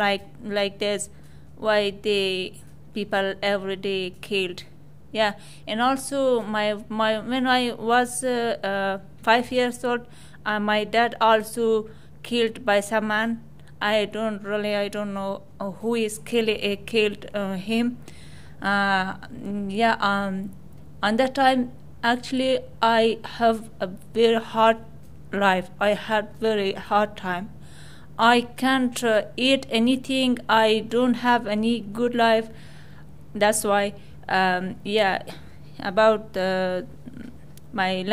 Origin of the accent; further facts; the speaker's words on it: Afghanistan; moved away as an adult; now in Australia; I am from Afghanistan. I have been in Australia just for 1 year